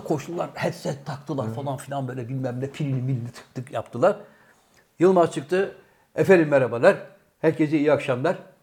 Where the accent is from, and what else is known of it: Bursa, Turkey; born or raised there; also born or lived in Trabzon